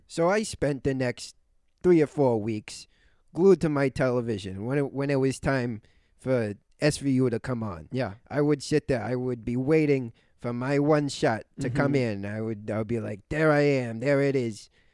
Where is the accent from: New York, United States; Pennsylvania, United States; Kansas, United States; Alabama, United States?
New York, United States; New York City; I'm from New York. More mm-hmm. specifically, I'm from Brooklyn